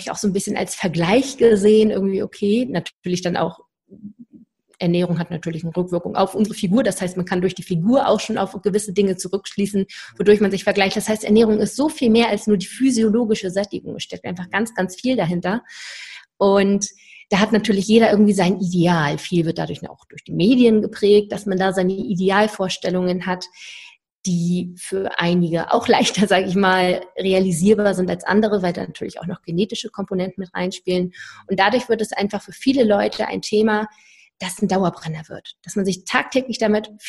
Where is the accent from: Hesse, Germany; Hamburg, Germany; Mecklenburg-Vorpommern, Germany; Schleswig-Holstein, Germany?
Schleswig-Holstein, Germany; dass überhaupt ein Verein aus Schleswig-Holstein, wo ich herkomme, ähm, bei den deutschen Meisterschaften sich platziert hat.